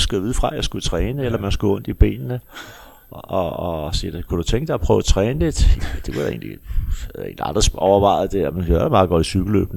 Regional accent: Copenhagen, Capital Region of Denmark, Denmark; jeg kommer fra Amager

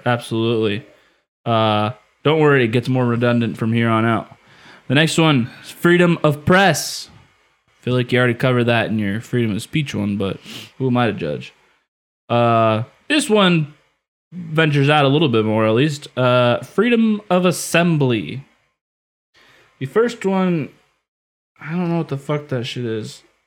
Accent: Indiana, United States; moved away; I'm from Indiana

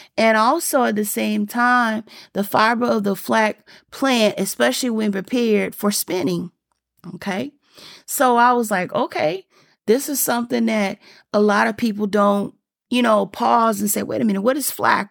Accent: the South, United States; I'm from, I'm from the South

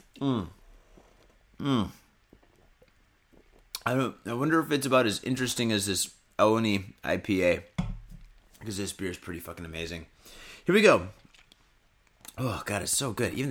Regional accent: United States; to be American, 100%

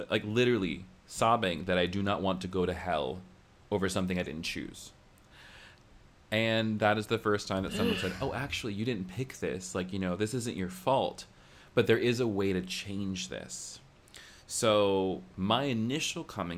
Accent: the American South, United States; growing up in the American South means, like, you're kind of, like, exposed to evangelicalism

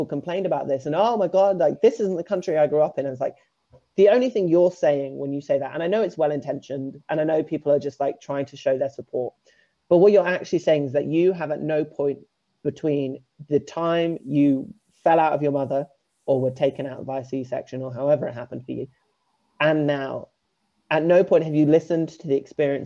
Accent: Norfolk, East of England, United Kingdom; I grew up in Norfolk, so rural England

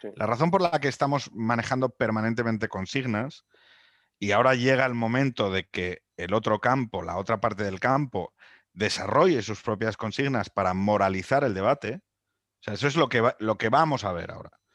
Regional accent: Spain; somos un país

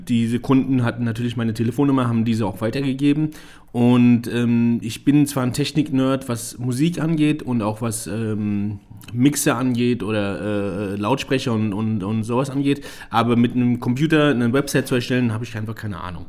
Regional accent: Germany; ich bin hier geboren, hier aufgewachsen, trotzdem sehe ich mich als Ausländer. Jetzt mhm. nicht, weil ich Deutschland nicht mag. Deutschland ist meine Heimat, definitiv.

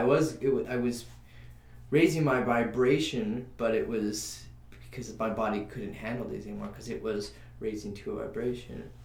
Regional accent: New Mexico, United States; now in Los Angeles, United States; I grew up in New Mexico

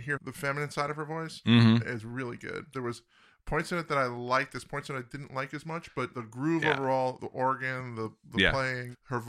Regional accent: East Coast, United States; born or raised there; moved away

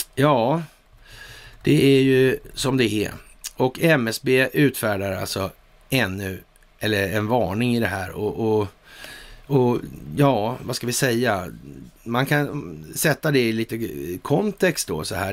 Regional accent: Sweden

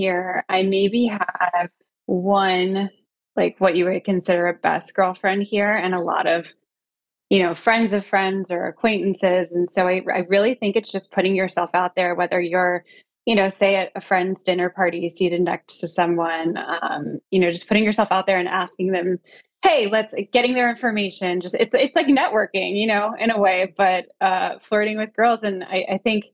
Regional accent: Tallahassee, Florida, United States; moved away as an adult; also born or lived in San Francisco, California; now in Los Angeles, United States; originally born and raised in Tallahassee, Florida, on the Florida-Georgia border in the South

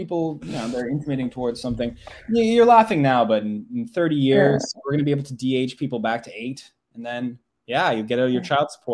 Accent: Ottawa, Ontario, Canada; moved away as an adult; now in United States; I lived in Ottawa my whole life.

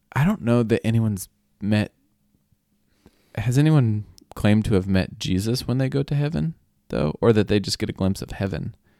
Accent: Oklahoma, United States; we have varying accents in Oklahoma

